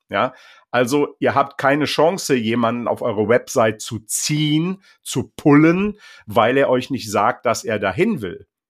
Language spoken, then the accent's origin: German; Bergisches Land near Leverkusen, North Rhine-Westphalia, Germany; now in North Sea coast, Germany; sende liebe Grüße ins Bergische Land nahe Leverkusen, also an meine alte Heimat